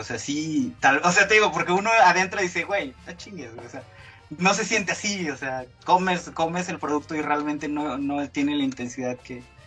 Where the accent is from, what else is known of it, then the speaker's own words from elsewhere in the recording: Tuxtla Gutiérrez, Chiapas, Mexico; moved away; yo como vengo de Tuxtla